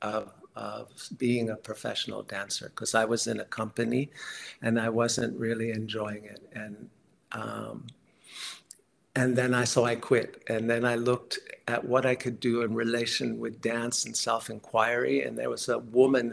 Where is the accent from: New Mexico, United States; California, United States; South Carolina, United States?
California, United States; San Francisco; I grew up in the Bay Area, San Francisco, Marin County